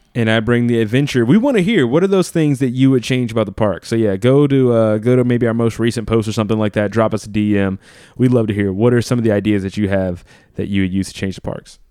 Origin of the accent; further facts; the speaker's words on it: New Orleans, Louisiana, United States; I grew up in Louisiana